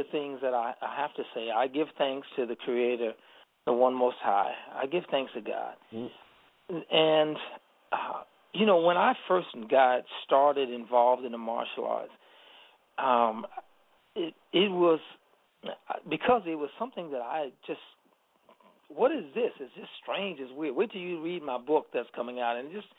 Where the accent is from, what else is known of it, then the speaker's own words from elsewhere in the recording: Chicago, Illinois, United States; I'm from Chicago.